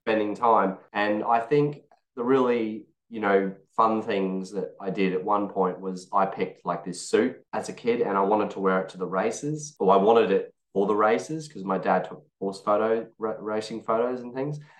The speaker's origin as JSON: {"language": "English", "country": "Australia", "said": "I'm being Australian"}